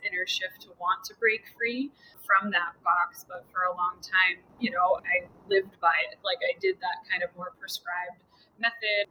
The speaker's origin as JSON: {"language": "English", "region": "Connecticut", "country": "United States", "tie": "born or raised there", "moved": "as an adult", "lives_now": "Massachusetts, United States", "said": "I grew up in Connecticut as well"}